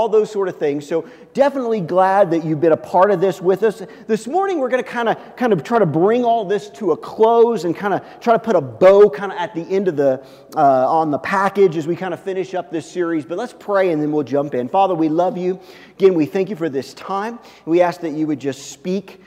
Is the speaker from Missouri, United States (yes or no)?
yes; Kansas City, Missouri, United States; where I grew up in Kansas City